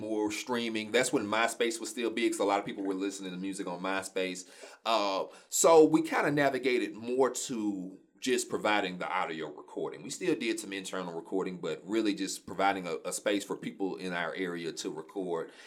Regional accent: Shreveport, Louisiana, United States; I'm born and raised Shreveport, Louisiana

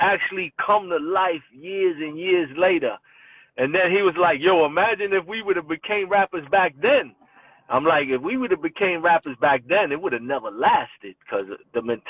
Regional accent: New York City, New York, United States; I was born in Far Rockaway, Queens, man. So I lived there, you know, in my early ages.

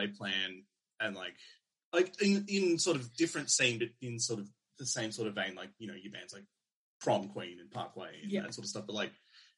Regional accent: Mornington Peninsula, Victoria, Australia; growing up in Victoria and like down on the Mornington Peninsula

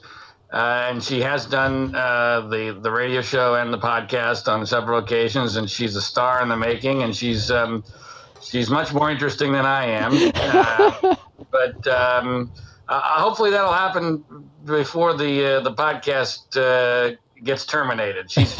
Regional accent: Pennsylvania, United States; I grew up in Pennsylvania

